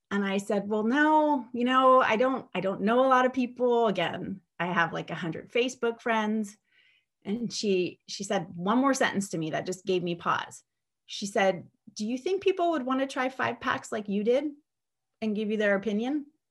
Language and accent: English; San Diego, California, United States; I am from San Diego, California